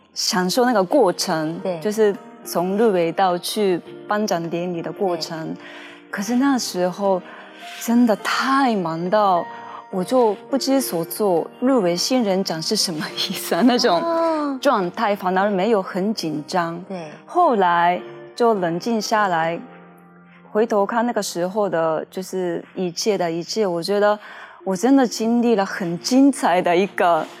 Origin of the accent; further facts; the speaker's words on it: Japan; Chinese is a second language; moved away as an adult; now in Taiwan; 我是日本人，可是我会说中文的